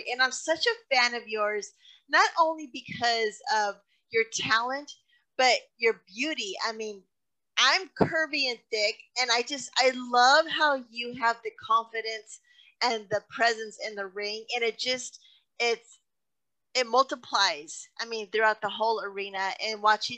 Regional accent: Texas, United States; I move back and forth out of Texas, and I always come back to Texas because there's nothing like being home for Texas.

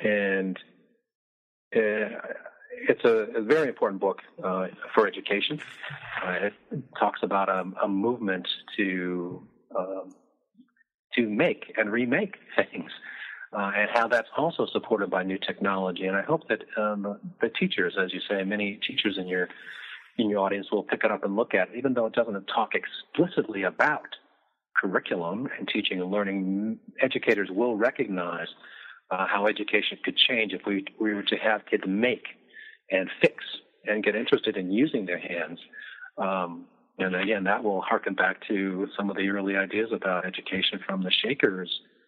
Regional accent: Midwest, United States; I'm from the Midwest, so I like the story.

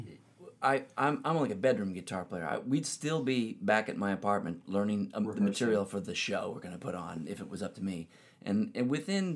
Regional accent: Cape Cod, Massachusetts, United States; also born or lived in Connecticut; I was in Cape Cod, Massachusetts

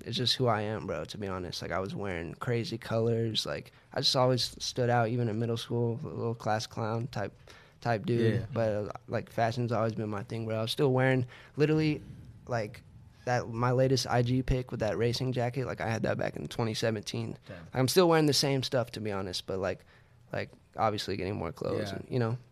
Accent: San Antonio, Texas, United States; moved away; I'm from San Antonio, Texas

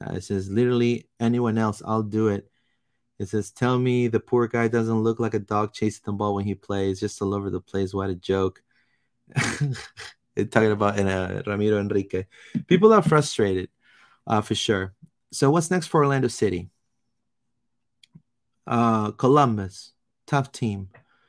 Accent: Peru; I'm from Peru originally. I'm from Peru.

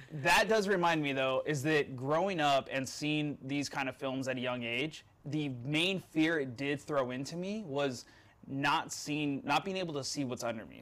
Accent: Mesquite, Nevada, United States; moved away; I grew up in Mesquite, Nevada

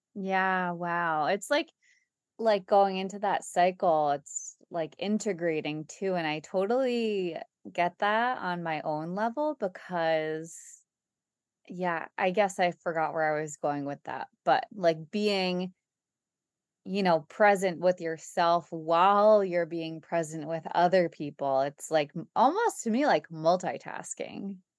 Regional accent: United States; we're American

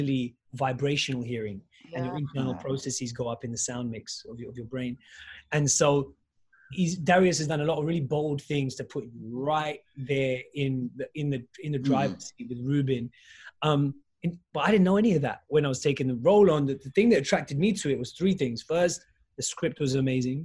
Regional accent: United Kingdom; as a British Pakistani Muslim

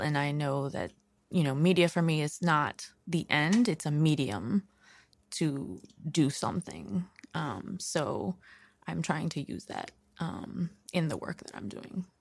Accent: New York City, New York, United States; also born or lived in Brooklyn; I grew up in Queens

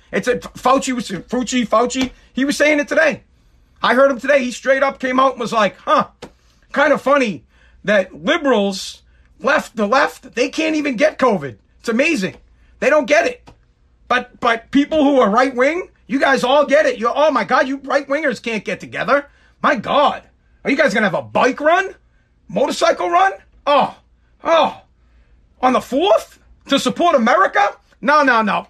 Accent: Massachusetts, United States; also born or lived in Revere, Massachusetts; I'm from Massachusetts

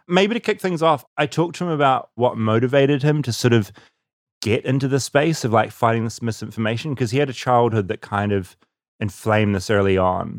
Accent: New Zealand; accent: New Zealand; the New Zealand accent, which is my accent

